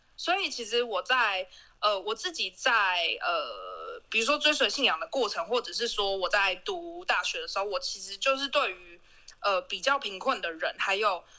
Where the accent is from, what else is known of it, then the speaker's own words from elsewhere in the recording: Taipei, Taiwan; moved away; 我从小在台北是长大